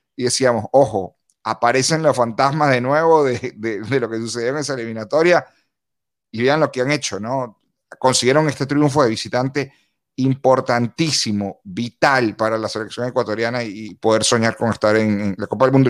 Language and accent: Spanish; Venezuela; como venezolano